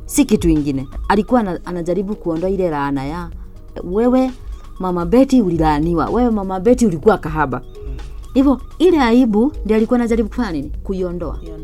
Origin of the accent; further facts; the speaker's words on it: Chuka, Tharaka-Nithi County, Kenya; nimelelewa pale Chuka